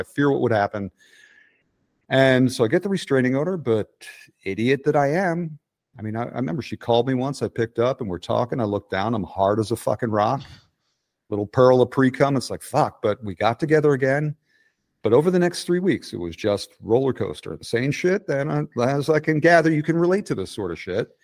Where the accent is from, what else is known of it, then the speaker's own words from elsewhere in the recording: Clifton Heights, Pennsylvania, United States; accent: Philadelphia; also born or lived in West Philadelphia / Center City, Philadelphia / Portland; now in Atlanta, United States; I'm from Clifton Heights